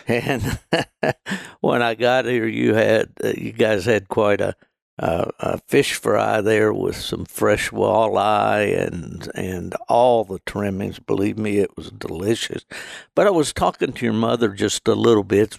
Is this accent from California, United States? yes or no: no; West Virginia, United States; also born or lived in Michigan; my home state of, uh, West Virginia